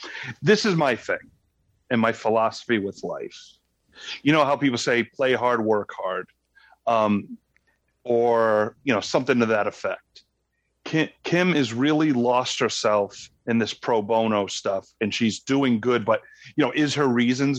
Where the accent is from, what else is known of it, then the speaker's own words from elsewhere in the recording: Rhode Island, United States; accent: Rhode Island; There's my Rhode Island accent came out.